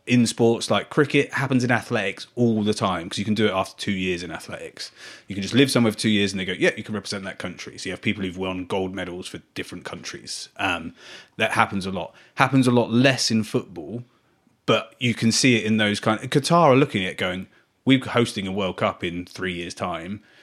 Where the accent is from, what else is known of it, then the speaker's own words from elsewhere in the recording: Ireland; The I'm Irish, sorry if I've got his name wrong.